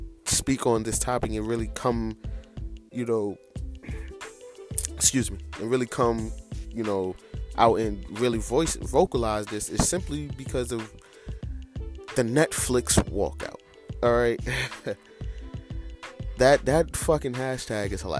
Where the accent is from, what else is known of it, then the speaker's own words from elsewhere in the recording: United States; as an American